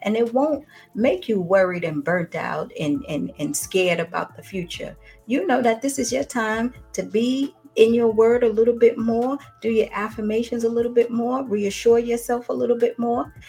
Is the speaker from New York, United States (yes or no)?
yes; New York, United States; moved away as an adult; now in Atlanta, United States; originally I'm from New York, and then I moved here to Atlanta in 97 to go to college